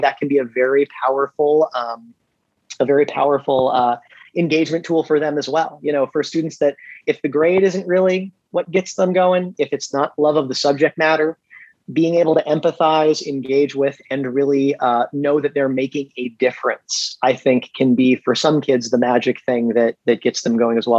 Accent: California, United States; originally from California

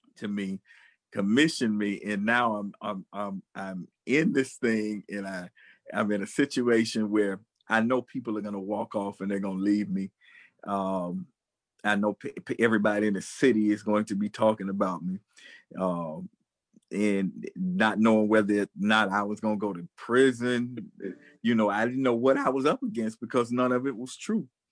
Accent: United States; I'm an American filmmaker

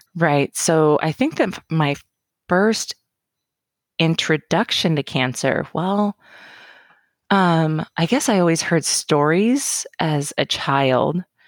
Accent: Roseburg, Oregon, United States; also born or lived in Portland, Oregon; born and raised in Roseburg

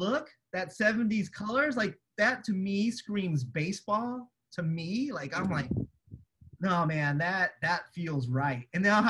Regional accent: San Diego, California, United States; now in Oakland, United States; I am originally from San Diego and I am a Padres fan. Mm-hmm. But to be clear, like since I live now in Oakland

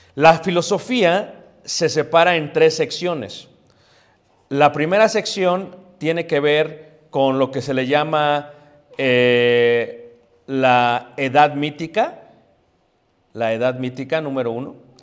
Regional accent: Mexico City, Mexico; donde me crié, en Coyoacán, en Ciudad de México

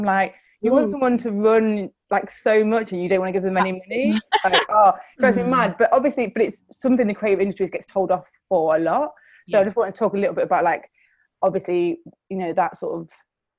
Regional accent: Nottingham, East Midlands, United Kingdom; I'm from Nottingham.

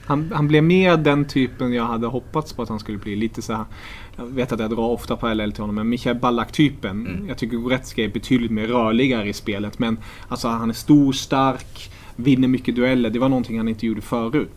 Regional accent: Germany; moved away; jag är tysk

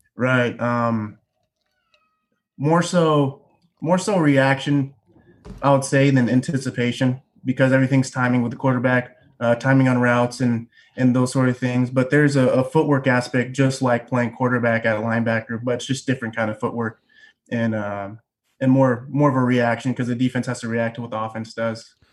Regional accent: Tacoma, Washington, United States; also born or lived in Bellevue, Washington; we're from Tacoma

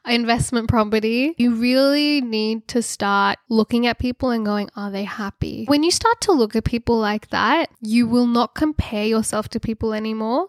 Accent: Sydney, New South Wales, Australia; I grew up in Sydney

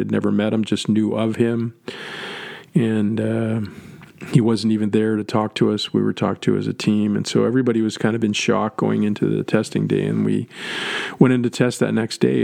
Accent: Canada; moved away; being Canadian born

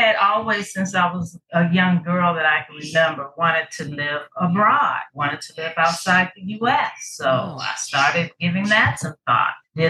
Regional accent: Chicago, Illinois, United States; moved away as an adult; also born or lived in Atlanta / Los Angeles / Seattle; now in David, Panama; having been born and raised in Chicago, graduated high school, I never returned.

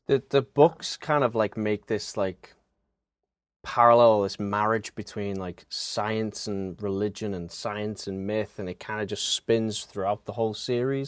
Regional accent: Liverpool, North West England, United Kingdom; moved away as an adult; now in Pennsylvania, United States; I am originally from Liverpool, England.

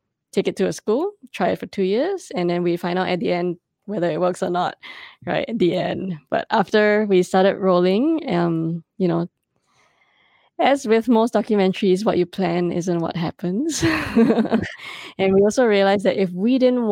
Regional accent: Singapore; moved away; I am an immigrant. I am a Singaporean woman.

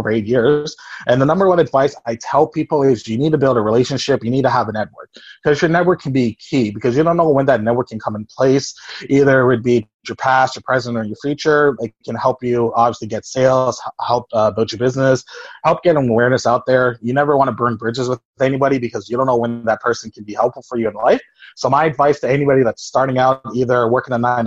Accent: Toronto, Ontario, Canada; I'm from Toronto, Canada.

